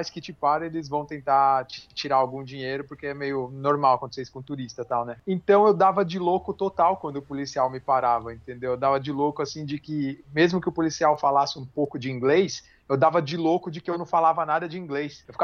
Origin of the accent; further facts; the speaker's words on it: Brazil; Tomara que esses caras não saibam que eu sou brasileiro.